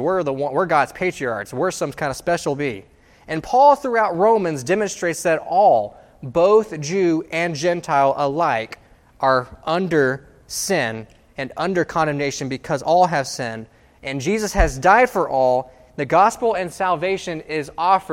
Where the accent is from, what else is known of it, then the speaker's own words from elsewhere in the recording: United States; I am proud to be an American